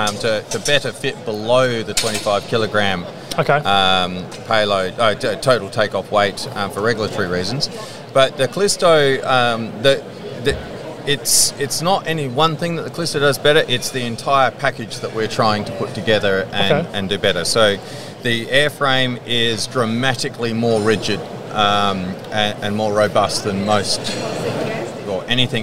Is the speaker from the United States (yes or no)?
no; Adelaide, South Australia, Australia; South Australia, so Adelaide. Okay. So farm boy originally, and haven't moved too far from where I grew up, and sleepy little town of Adelaide.